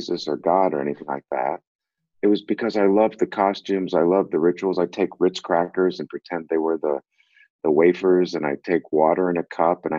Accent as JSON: {"language": "English", "town": "Boston", "region": "Massachusetts", "country": "United States", "tie": "born or raised there", "also_born_or_lived": "Brooklyn Heights, New York", "said": "when we were seven, we moved to Boston."}